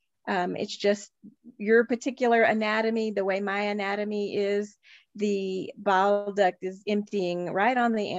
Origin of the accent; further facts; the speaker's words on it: Texas, United States; I grew up there in Texas